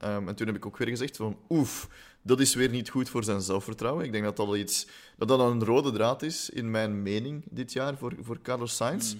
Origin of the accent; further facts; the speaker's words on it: Flanders, Belgium; we zijn Vlamingen